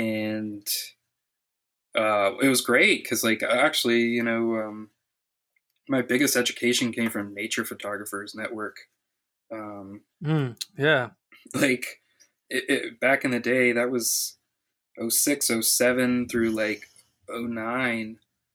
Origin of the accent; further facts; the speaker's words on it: Miami, Florida, United States; I'm from Miami, born and raised, but like the outskirts. Like grew up a mile from my grandma, who has 10 acres of avocados.